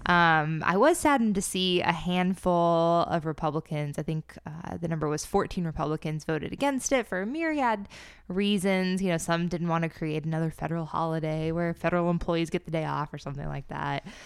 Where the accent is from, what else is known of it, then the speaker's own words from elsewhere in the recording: the South, United States; I grew up in the South.